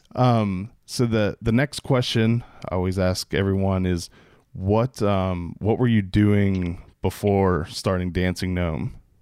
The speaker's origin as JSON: {"language": "English", "town": "Pittsburgh", "region": "Pennsylvania", "country": "United States", "tie": "born or raised there", "moved": "yes", "lives_now": "Maryland, United States", "said": "all the way from Pittsburgh, Pennsylvania, my hometown"}